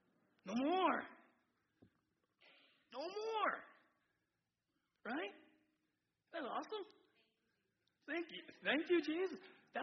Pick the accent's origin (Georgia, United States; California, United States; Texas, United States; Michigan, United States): California, United States; San Diego; I grew up in San Diego, and I know it can be awkward, you know, all this freedom to move forward.